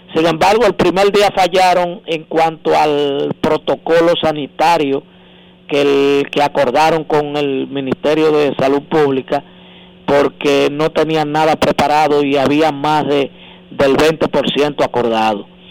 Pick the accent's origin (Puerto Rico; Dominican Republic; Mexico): Dominican Republic; somos más dominicanos que, Duarte, Sánchez Mella